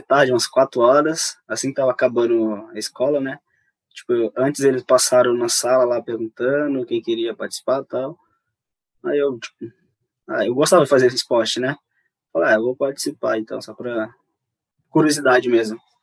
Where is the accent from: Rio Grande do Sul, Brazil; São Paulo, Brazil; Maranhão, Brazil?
Maranhão, Brazil; Satubinha; moved away; tem um povoado onde eu moro, que chama Timorante, onde eu nasci lá